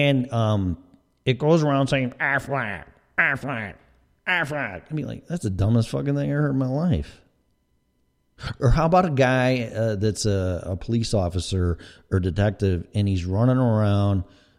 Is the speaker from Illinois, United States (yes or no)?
yes; Chicago, Illinois, United States; accent: Chicago; I mean, I know I have my accents. I have my Chicago accent, maybe a little Colorado, and maybe a little Florida in there.